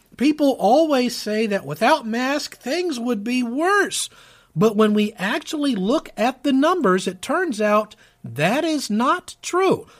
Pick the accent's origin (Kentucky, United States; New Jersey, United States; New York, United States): Kentucky, United States; here in my precious state of Kentucky, my home state